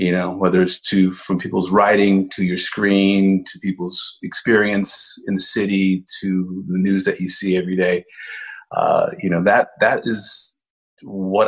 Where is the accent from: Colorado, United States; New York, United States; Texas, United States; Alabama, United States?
Texas, United States; Dallas; I grew up in Dallas